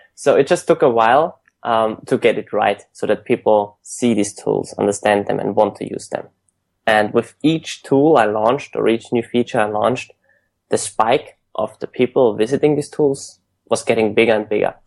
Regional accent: Vienna, Austria; moved away as an adult; also born or lived in United Kingdom; now in San Francisco, United States; I'm originally from Austria, from Vienna. I studied in the UK for a year, and then I went straight to San Francisco

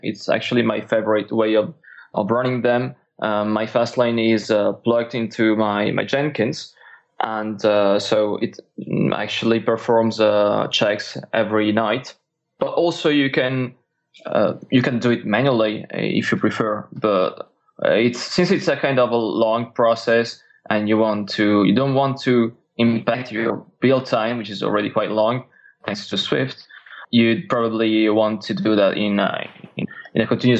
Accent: Italy; English is a second language; now in France; So I'm a developer from Italy. I'm actually based in France today.

